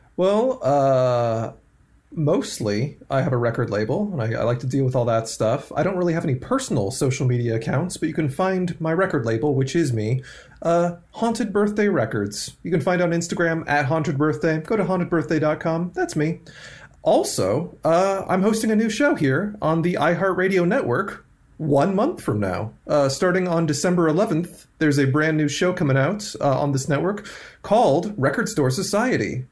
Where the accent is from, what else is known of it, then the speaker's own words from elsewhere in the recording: Pacific Northwest, United States; I grew up in the Pacific Northwest